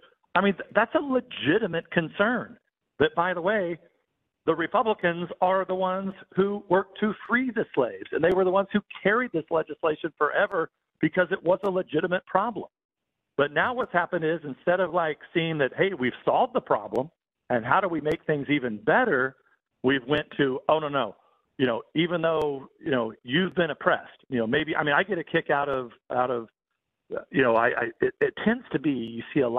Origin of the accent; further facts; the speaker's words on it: San Joaquin Valley, California, United States; I grew up in the San Joaquin Valley, and, we had, not a lot of people were, really born in the San Joaquin Valley because it's just been a growing area. It was an agricultural area.